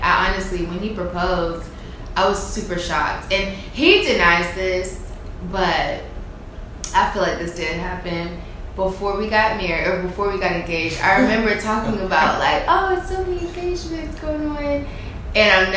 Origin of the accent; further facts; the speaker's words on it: Virginia Beach, Virginia, United States; moved away as an adult; also born or lived in Richmond; now in West Coast, United States; I'm from Virginia. I am from Virginia Beach, 757